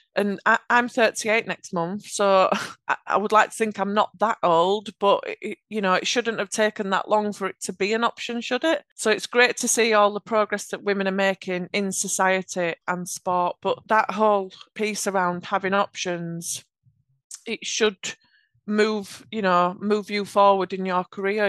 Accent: Yorkshire and the Humber, United Kingdom; accent: Yorkshire; I have a Yorkshire accent.

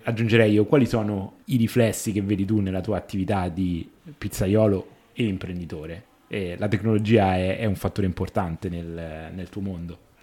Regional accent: Rome, Lazio, Italy; io sono romano

